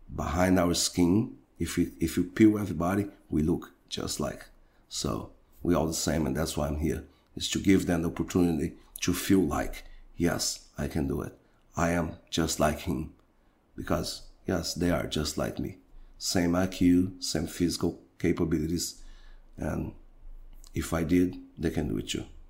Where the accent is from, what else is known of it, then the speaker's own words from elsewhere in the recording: Brazil; And I'm from Brazil